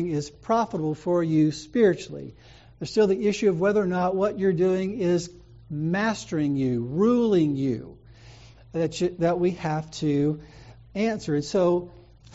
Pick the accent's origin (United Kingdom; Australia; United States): United States; the South; I'm from the South